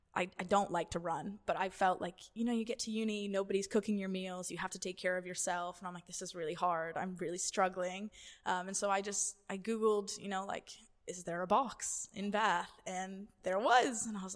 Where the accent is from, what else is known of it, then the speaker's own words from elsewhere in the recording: Boston, Massachusetts, United States; because I grew up in New England, so near Boston. And I must have been 10 or 11.